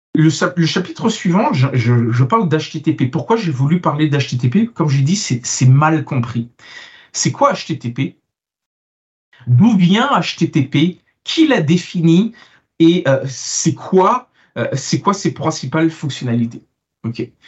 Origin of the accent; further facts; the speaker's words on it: France; also born or lived in Italy; now in Canada; je suis franco-italo-canadien, donc je suis italien, né en France et j'ai immigré au Canada et ça fait de moi maintenant un Canadien.